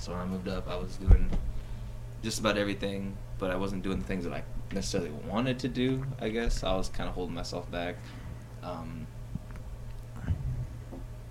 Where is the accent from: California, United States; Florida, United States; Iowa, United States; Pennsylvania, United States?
Iowa, United States; Keokuk; moved away as an adult; now in Des Moines, United States; I'm from Keokuk. I moved up here like three years ago now. My house back home burned down.